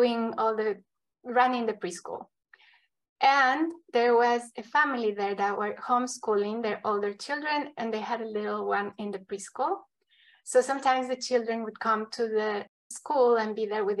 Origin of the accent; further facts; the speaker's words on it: Ecuador; now in United States; I come from Ecuador